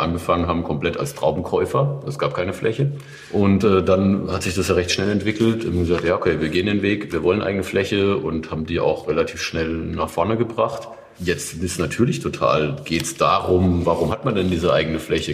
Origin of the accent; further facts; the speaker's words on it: Odenwald, Hesse, Germany; ich ja eigentlich auch gebürtiger Odenwälder bin